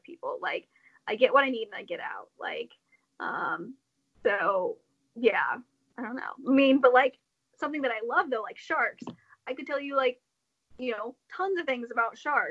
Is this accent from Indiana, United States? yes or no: yes; Indiana, United States; being born and raised in the Hoosier State